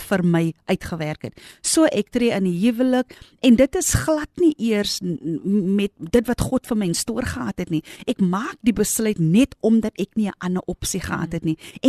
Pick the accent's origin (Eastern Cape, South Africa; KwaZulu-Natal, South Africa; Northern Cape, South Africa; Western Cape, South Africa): Western Cape, South Africa; Grabouw; my geboortedorp. Ek het daar groot geword met my moeder en my vader.